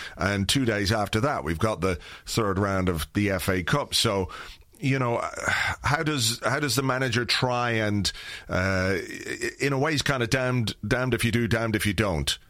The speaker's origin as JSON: {"language": "English", "country": "Ireland", "said": "fellow Irishman."}